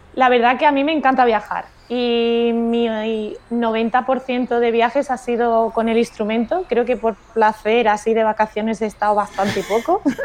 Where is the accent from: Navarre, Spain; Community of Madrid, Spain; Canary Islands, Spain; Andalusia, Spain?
Andalusia, Spain; Córdoba; moved away as an adult; now in Algeciras, Spain; yo soy de Córdoba